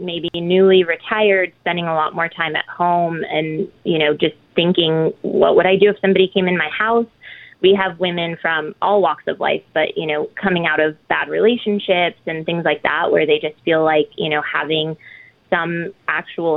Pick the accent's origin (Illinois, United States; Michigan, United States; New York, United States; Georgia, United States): Illinois, United States; just outside of Chicago; I was raised just outside of Chicago